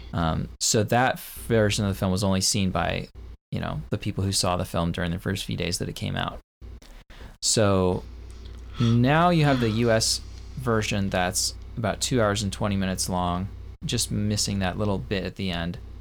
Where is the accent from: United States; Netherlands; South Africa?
United States; I, as an American